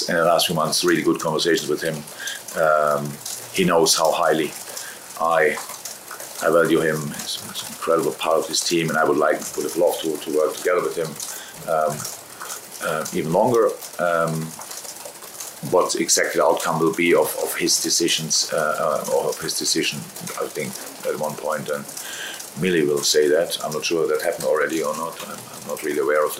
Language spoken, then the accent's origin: English; Germany; moved away as an adult; now in United Kingdom; I'm from Germany